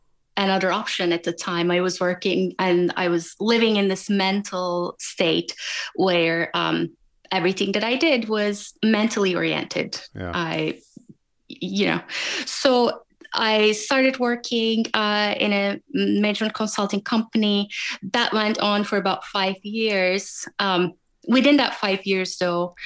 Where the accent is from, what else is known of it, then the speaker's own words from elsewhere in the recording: Turkey; moved away as an adult; also born or lived in Germany / Washington, D.C., United States; I grew up in Turkey up until college, and then I moved to Germany for my master's